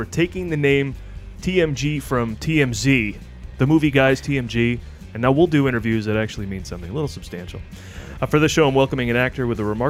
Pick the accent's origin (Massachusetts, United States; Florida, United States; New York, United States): New York, United States; Oneonta; I grew up in Oneonta, New York, which is upstate in New York